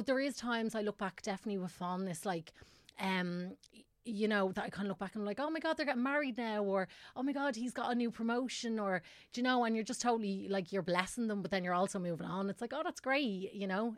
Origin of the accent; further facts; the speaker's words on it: Tallaght, Leinster, Ireland; I'm from Tala originally, and I, uh, my family moved out of Tala, like, a long